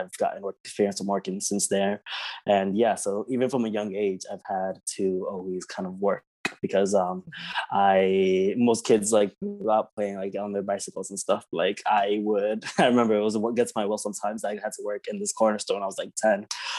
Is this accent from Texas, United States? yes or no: no; Philadelphia, Pennsylvania, United States; also born or lived in New York; I was born in New York, actually. So I was born in Dyckman in New York, and then moved from Dyckman to Philadelphia when I was 3.